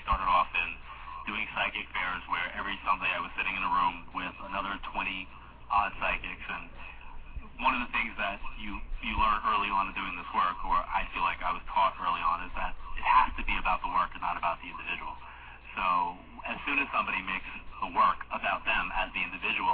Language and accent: English; Long Island, New York, United States; my hometown